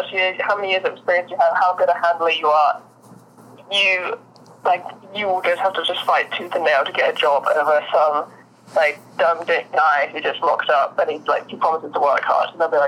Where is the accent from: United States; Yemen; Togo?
United States; Austin, Texas; also born or lived in London; I've grown up in cities my whole life. Like I'm from London and Austin, Texas.